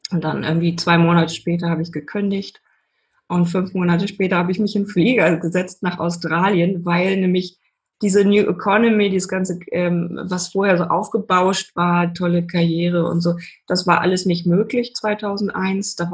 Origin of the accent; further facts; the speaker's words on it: Hamburg, Germany; Genau, also bei mir war das so, ich komme aus Hamburg, war sehr kreativ, habe ganz viel gemalt, meine ganze Jugend immer nur gesessen und gemalt